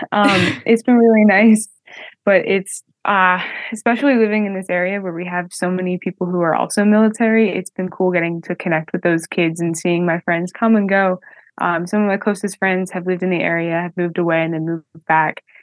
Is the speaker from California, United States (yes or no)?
yes; San Diego, California, United States; born there; So, I was born in California, um, San Diego. I was not supposed to be born in San Diego.